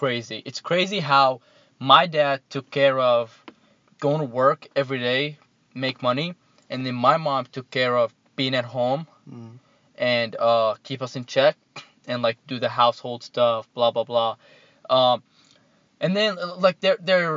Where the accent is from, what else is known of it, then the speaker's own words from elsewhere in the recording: Jordan; moved away; also born or lived in Iraq; Grew up in Jordan most of my life